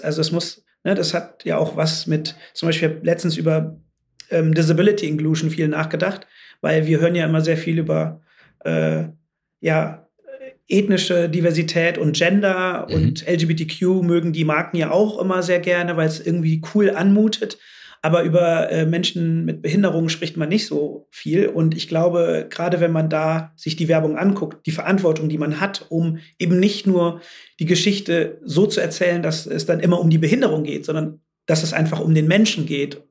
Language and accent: German; North Rhine-Westphalia, Germany; moved away as an adult; also born or lived in London, United Kingdom / Shanghai, China; now in Amsterdam, Netherlands; ich bin ja im Rheinland groß geworden